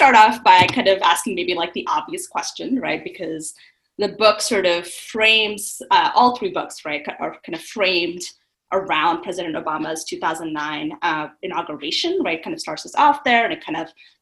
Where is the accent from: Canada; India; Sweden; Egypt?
India; South India; I am from India, South India, and as far as I know, my family, as far back as great-great-grandparents, were also born in India from there